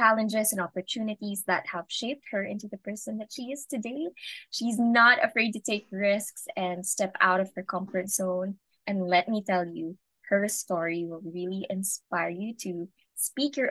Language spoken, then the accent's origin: English; Singapore; We grew up together in Singapore